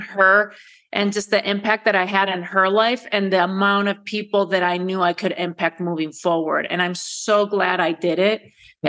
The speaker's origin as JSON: {"language": "English", "country": "Spain", "tie": "born or raised there", "also_born_or_lived": "United States", "moved": "as an adult", "said": "Born and raised in Spain, Spanish father, American mother."}